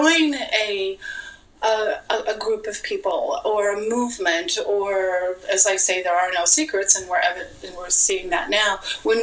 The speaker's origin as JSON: {"language": "English", "town": "Las Vegas", "region": "Nevada", "country": "United States", "said": "I'm from Vegas"}